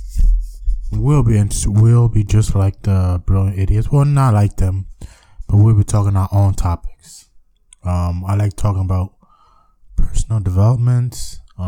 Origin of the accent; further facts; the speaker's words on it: New York, United States; I'm from the United States, New York